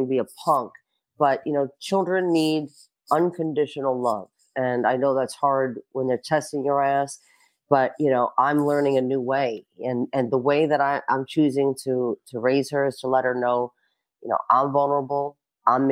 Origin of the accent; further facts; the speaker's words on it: New York City, New York, United States; I'm from Brooklyn